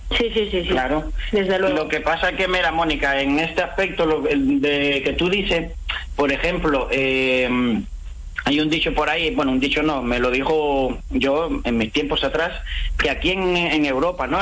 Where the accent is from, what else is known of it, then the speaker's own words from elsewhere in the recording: Cuba; moved away; donde yo nací, donde eh, me he criado